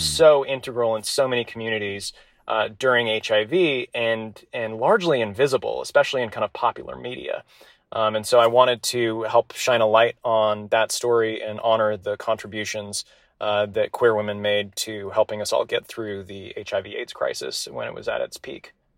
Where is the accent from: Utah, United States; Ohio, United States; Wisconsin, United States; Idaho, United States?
Utah, United States; Salt Lake City; born and raised in Salt Lake City.